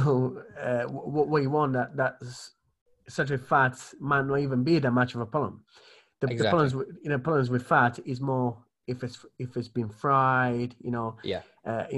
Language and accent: English; Italy; moved away; I grew up in the Mediterranean